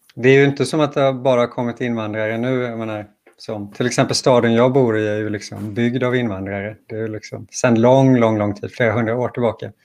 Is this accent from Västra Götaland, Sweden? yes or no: yes; Gothenburg, Västra Götaland, Sweden; Jag känner mig mer som göteborgare än svensk